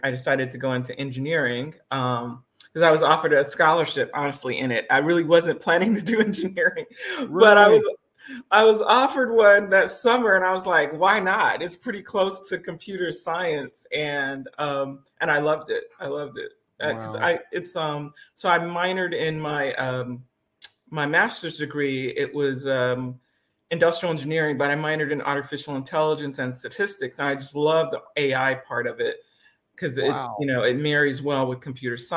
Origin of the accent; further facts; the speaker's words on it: Alabama, United States; also born or lived in Detroit, Michigan / Bahamas; we moved to Alabama, which was a culture shock in and of itself